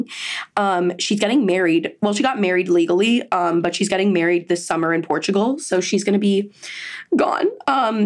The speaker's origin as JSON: {"language": "English", "town": "Miami", "region": "Florida", "country": "United States", "said": "I'm from Miami"}